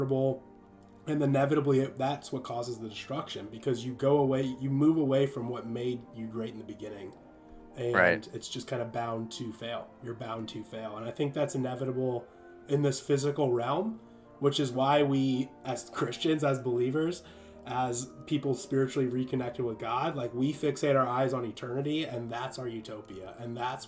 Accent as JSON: {"language": "English", "town": "San Diego", "region": "California", "country": "United States", "moved": "yes", "said": "I came from San Diego, like in California."}